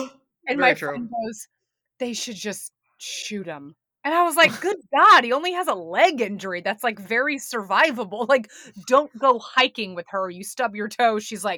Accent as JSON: {"language": "English", "region": "New York", "country": "United States", "said": "I still do not have a driver's license or a car. I'm a New Yorker at heart."}